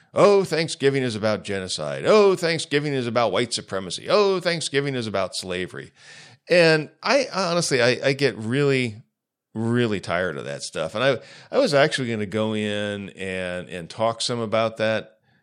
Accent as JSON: {"language": "English", "region": "Ohio", "country": "United States", "said": "I'm from Ohio"}